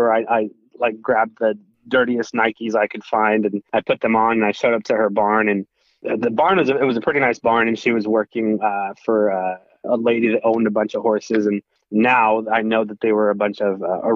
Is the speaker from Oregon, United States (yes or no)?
yes; Woodburn, Oregon, United States; also born or lived in Portland, Oregon; And so I grew up in Woodburn, Oregon, and went to high school there